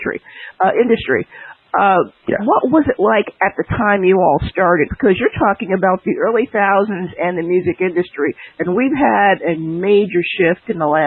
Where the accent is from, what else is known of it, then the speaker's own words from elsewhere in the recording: New Jersey, United States; I'm from New Jersey.